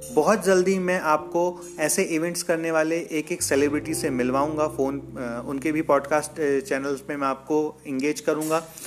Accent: Jabalpur, Madhya Pradesh, India; मैं एक छोट छोटे शहर जबलपुर का रहने वाला हूँ और जबलपुर मध्य प्रदेश में है

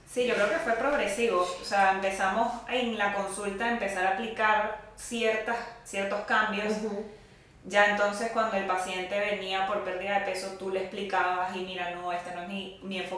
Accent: Caracas, Capital District, Venezuela; also born or lived in -; Bueno, somos venezolanas ambas. Eh, yo soy de Caracas, Vicky es de Puerto la Cruz.

